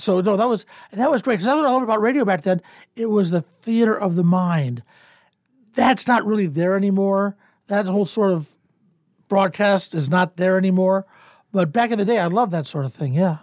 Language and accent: English; Cleveland, Ohio, United States; moved away as an adult; also born or lived in Columbus, Ohio / Kansas City; now in Omaha, United States; I was born in Cleveland, Ohio, uh, nineteen fifty-five